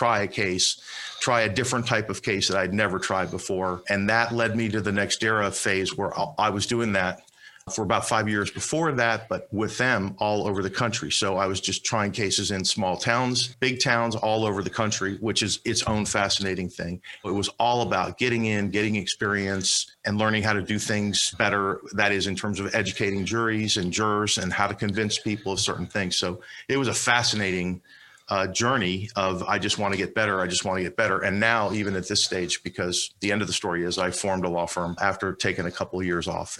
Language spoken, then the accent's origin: English; Miami, Florida, United States; moved away as an adult; also born or lived in Palm Beach County, Florida / Washington, D.C.; I'm from Miami. I was born on Miami Beach, but grew up in Miami